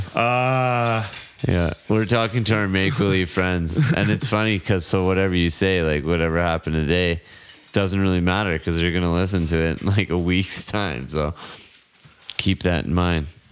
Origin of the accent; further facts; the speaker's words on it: Canada; my hometown burnt down